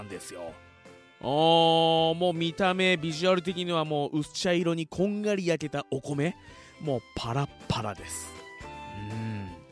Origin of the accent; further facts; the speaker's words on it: Fuji, Shizuoka, Japan; 生まれも育ちも富士市